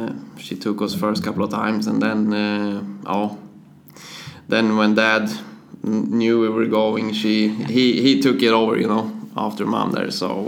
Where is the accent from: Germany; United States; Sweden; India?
Sweden; Motala, Östergötland; English is a second language; Motala, it's, yeah, like you said, it's my home, and I always live there, and I like it. It's pretty much a summer city with the beach and everything. And so I went to school there and all that kind of things.